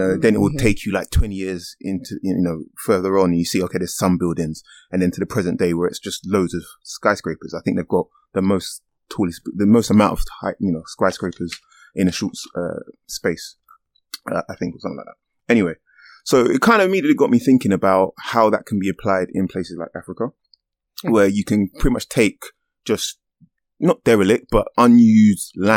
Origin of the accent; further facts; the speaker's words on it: London, United Kingdom; I grew up in Stratford